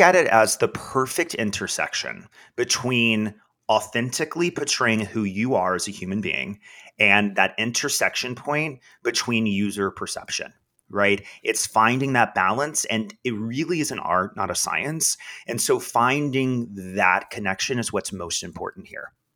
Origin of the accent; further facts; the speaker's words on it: Texas, United States; moved away as an adult; now in New York City, United States; I knew my entire life I, I had to get out of Texas